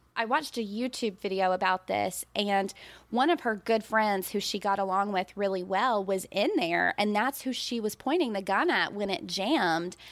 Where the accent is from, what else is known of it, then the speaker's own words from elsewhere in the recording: Birmingham, Alabama, United States; Now, we're from Birmingham, Alabama